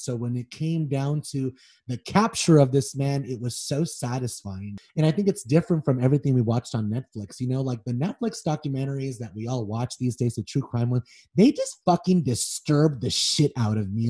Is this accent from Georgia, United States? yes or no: no; Los Angeles, California, United States; I grew up on Melrose and Wilcox until I was about seven years old